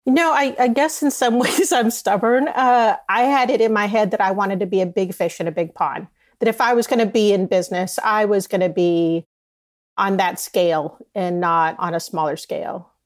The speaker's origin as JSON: {"language": "English", "region": "Southern California", "country": "United States", "tie": "born or raised there", "also_born_or_lived": "New York / Dallas / Boston / Michigan", "moved": "as an adult", "said": "I grew up here in Southern California"}